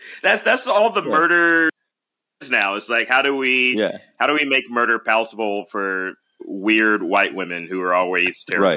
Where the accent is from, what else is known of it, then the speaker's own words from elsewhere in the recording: Birmingham, Alabama, United States; now in Los Angeles, United States; I currently live in Los Angeles, California, but I'm originally from Birmingham, Alabama.